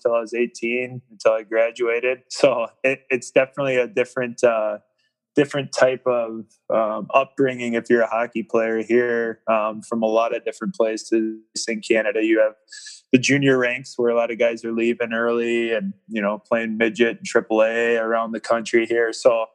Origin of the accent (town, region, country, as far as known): Minnesota, United States; born or raised there